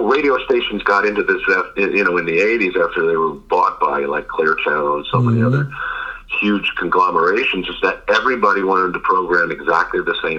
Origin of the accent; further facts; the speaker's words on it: New York City, New York, United States; I'm from New York City.